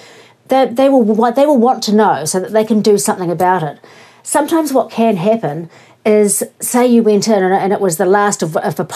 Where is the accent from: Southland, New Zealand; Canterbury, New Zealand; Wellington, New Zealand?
Southland, New Zealand; Invercargill; accent: Southland; moved away; I was born in Invercargill and I lived in Southland for 20 years and I still wish I lived there